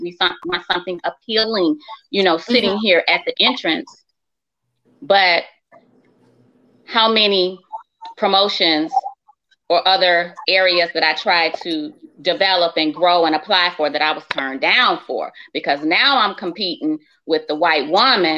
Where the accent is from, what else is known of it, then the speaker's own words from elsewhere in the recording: Chicago, Illinois, United States; I grew up in Chicago